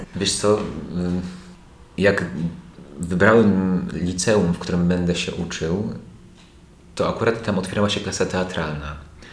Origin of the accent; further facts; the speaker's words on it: Lubaczów, Subcarpathian Voivodeship, Poland; moved away; also born or lived in Warsaw; z małego miasteczka, bo, bo pochodzę z Lubaczowa, nie jestem z, e, wielkiej metropolii